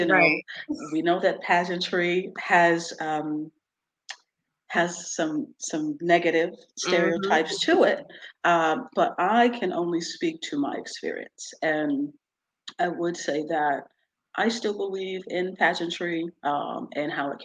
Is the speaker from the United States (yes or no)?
yes; Poughkeepsie, New York, United States; born or raised there; also born or lived in United Kingdom